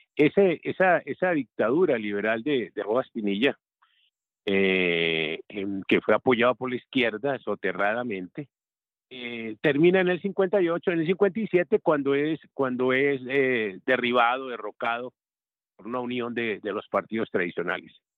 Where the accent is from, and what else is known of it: Colombia